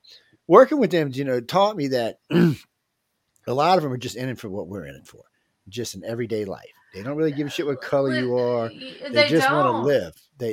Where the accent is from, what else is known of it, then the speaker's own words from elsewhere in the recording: New Orleans, Louisiana, United States; I'm from New Orleans. I got a cool-ass accent.